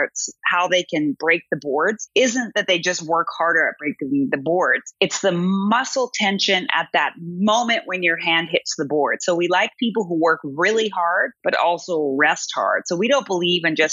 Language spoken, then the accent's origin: English; Seattle, Washington, United States; now in Berlin, Germany; I'm from Seattle